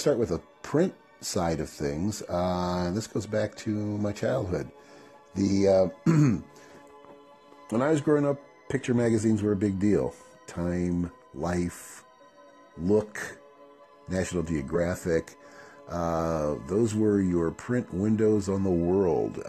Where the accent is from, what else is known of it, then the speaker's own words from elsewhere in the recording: Chicago, Illinois, United States; moved away as an adult; now in San Diego, United States; I'm from Chicago originally